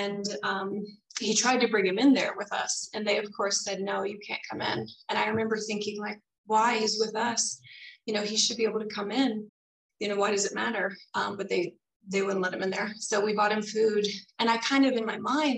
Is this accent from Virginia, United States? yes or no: yes; Virginia, United States; also born or lived in North Carolina; I grew up in Virginia. I was actually born in North Carolina, grew up in Virginia, in near DC for half of the time.